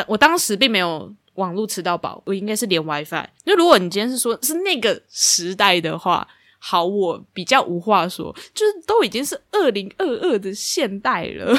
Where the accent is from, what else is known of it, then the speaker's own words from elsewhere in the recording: Taichung, Taiwan; now in Taipei, Taiwan; 我那时候刚上来台北一段天啊，我是台中人